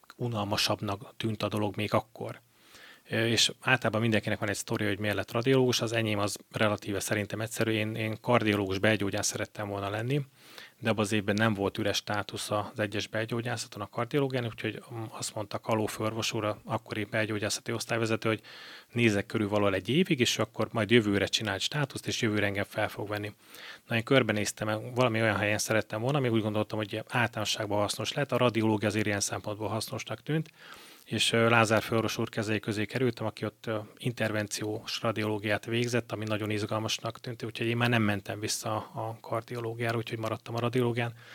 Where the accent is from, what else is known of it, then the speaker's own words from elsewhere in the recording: Miskolc, Borsod-Abaúj-Zemplén, Hungary; also born or lived in Cyprus; egy tengerparti városba kerültem Miskolciként